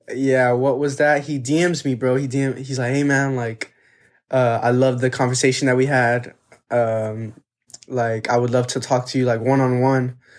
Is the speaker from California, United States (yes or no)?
no; Texas, United States; We're from Texas